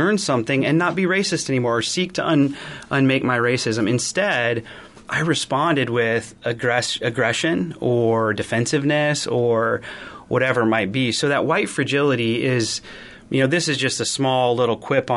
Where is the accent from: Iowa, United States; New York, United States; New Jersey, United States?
Iowa, United States; I grew up in a small town, and I come from Iowa